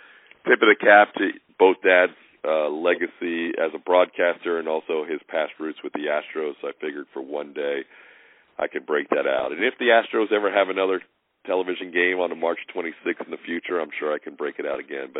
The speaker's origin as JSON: {"language": "English", "town": "Philadelphia", "region": "Pennsylvania", "country": "United States", "tie": "born or raised there", "moved": "yes", "said": "friends I grew up with around the Philadelphia area"}